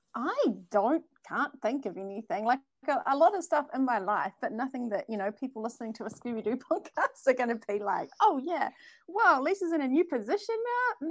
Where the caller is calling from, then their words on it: New Zealand; I'm calling from New Zealand